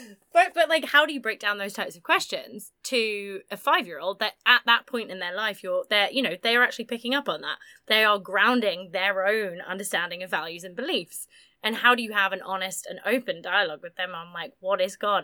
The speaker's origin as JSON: {"language": "English", "region": "Massachusetts", "country": "United States", "tie": "born or raised there", "said": "I grew up grew up in the Massachusetts politics bubble"}